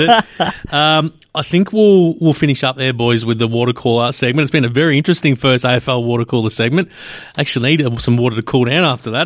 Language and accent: English; Australia; being Australian